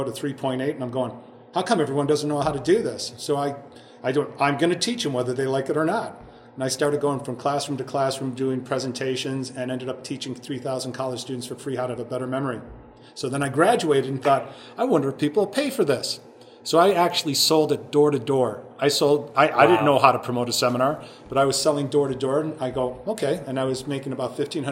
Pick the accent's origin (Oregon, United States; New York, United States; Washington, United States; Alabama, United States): New York, United States; Cheektowaga; I grew up in Chickawaga, New York.